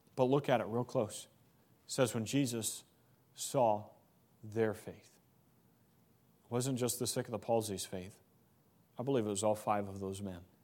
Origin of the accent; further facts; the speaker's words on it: Missouri, United States; moved away; I come, I come from Missouri. Grew up in Missouri, Midwest.